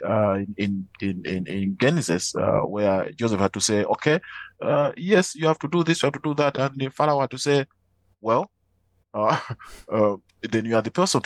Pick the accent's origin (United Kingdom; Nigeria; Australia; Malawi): Malawi; I am from Malawi